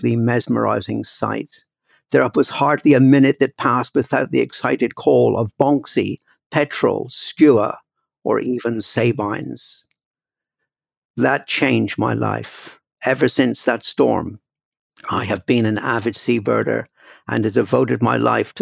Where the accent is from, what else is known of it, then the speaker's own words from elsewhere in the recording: Brixham, South West England, United Kingdom; moved away; My childhood was spent growing up in Brixham, a small but very busy fishing port on the southern coast of southwest England.